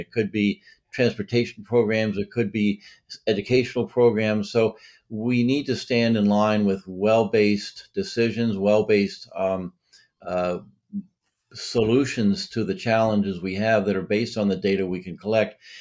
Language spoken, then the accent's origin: English; Massachusetts, United States; now in Delaware, United States; I live here in Delaware. I'm from Massachusetts originally.